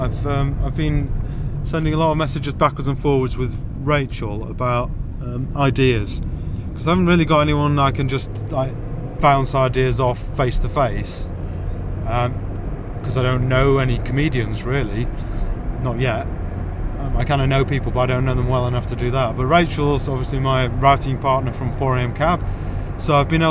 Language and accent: English; St Albans, East of England, United Kingdom; my hometown of St. Albans